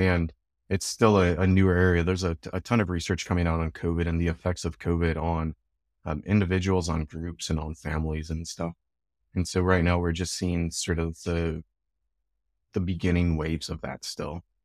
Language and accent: English; Chicago, Illinois, United States; now in Edmonton, Canada; I'm from Chicago, and we have the Cubs and the Sox